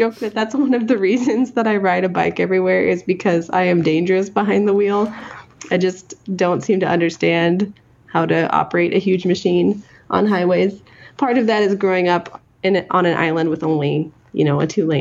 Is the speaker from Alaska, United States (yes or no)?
yes; Ketchikan, Alaska, United States; moved away as an adult; also born or lived in Oregon / Forest Grove, Oregon; now in Seattle area, United States; No, I grew up in Ketchikan, Alaska, on a different island